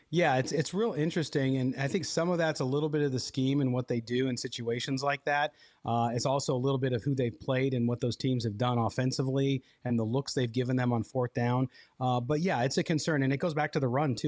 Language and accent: English; Chicago, Illinois, United States; moved away; my hometown, the t-, place of my birth, uh, Chicago